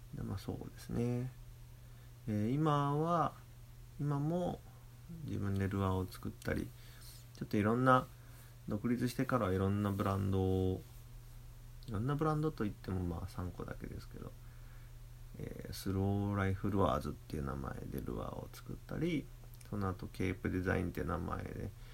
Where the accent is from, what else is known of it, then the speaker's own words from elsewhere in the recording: Toyohashi, Aichi, Japan; 豊橋港っていう僕の地元の港